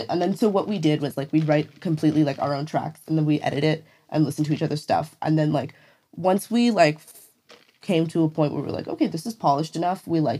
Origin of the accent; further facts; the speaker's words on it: India; Because we're from India, we have different stories that are similar and that overlap in a lot of ways.